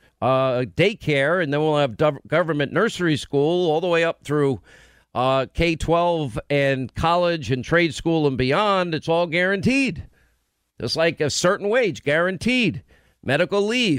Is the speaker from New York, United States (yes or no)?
yes; Nassau County, New York, United States; where I grew up in Nassau County